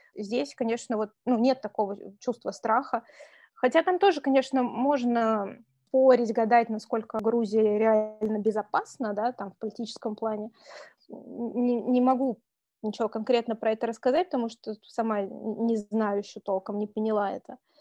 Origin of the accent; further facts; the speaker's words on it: Saratov, Saratov Oblast, Russia; moved away as an adult; also born or lived in Moscow, Russia / Tashkent, Uzbekistan; now in Tbilisi, Georgia; я из Саратова